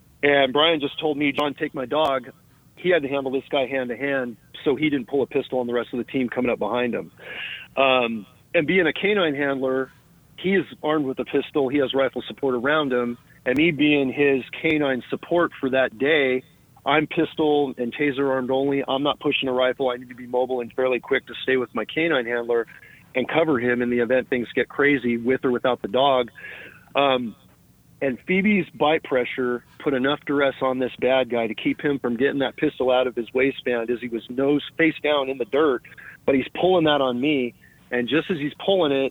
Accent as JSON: {"language": "English", "town": "Morgan Hill", "region": "California", "country": "United States", "tie": "born or raised there", "said": "where I grew up again in Morgan Hill"}